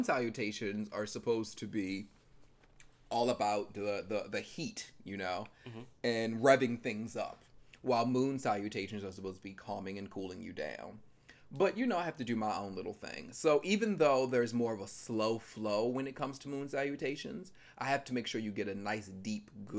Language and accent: English; Maryland, United States; I'm from Maryland and we have a Six Flags